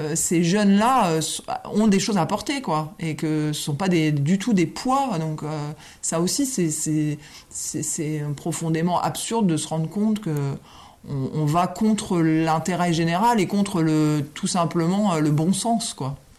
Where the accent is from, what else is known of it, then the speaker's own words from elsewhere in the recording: a village in Champagne, Grand Est, France; je suis l'aîné d'une famille nombreuse euh, qui, euh, voilà, qui a vécu à, la campagne dans un village champenois